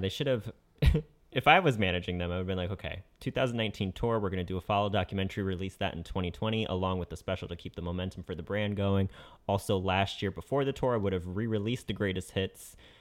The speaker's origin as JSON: {"language": "English", "region": "Connecticut", "country": "United States", "said": "I'm from Connecticut"}